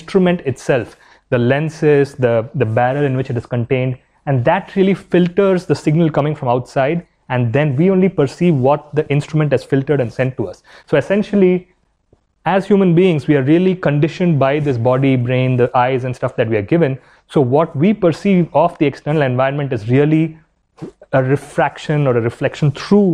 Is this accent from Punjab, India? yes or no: no; Chennai, Tamil Nadu, India; also born or lived in Qatar / New Delhi, India / Chicago, United States / Alabama, United States; now in Boston, United States; I'm from Chennai. I spent a few years of my life growing up in Qatar, and I did my medical school from AIIMS.